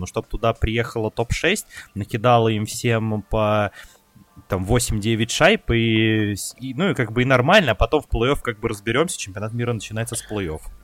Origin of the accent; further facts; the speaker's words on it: Ryazan, Ryazan Oblast, Russia; я просто, кстати, из Рязани